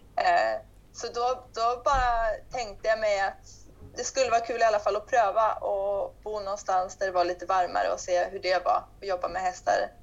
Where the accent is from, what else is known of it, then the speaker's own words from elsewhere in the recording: Sweden; moved away as an adult; now in Portugal; jag stod och undervisade i ridhuset hemma i Sverige